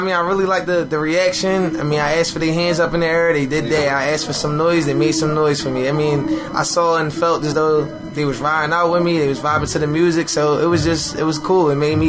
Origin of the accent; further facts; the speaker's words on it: Philadelphia, Pennsylvania, United States; I go by the name of … I'm from West Philly, born and raised.